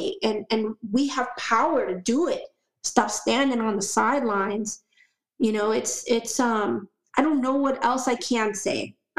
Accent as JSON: {"language": "English", "region": "Florida", "country": "United States", "tie": "born or raised there", "also_born_or_lived": "Puerto Rico / Orlando area / Tampa area", "said": "You know, I grew up here in Florida. I came to the United States, or the mainland United States, I should say, from Puerto Rico when I was just 7 years old."}